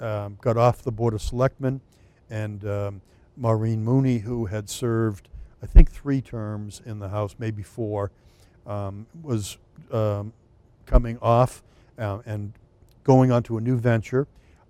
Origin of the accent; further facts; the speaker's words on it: Merrimack, New Hampshire, United States; So, as you said, I'm from Merrimack, which is District 21, Hillsborough County.